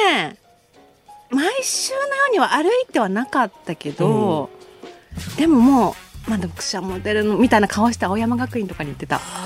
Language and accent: Japanese; Chiba, Japan; 千葉県出身ですけど。